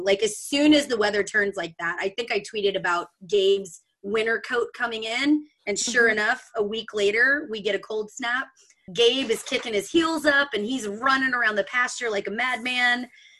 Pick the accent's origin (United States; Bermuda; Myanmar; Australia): United States; Austin, Texas; I was born and raised in Austin. So Hannah, I don't have the panhandle thing that you do, but my family's all from Michigan, so I spent plenty of time up there.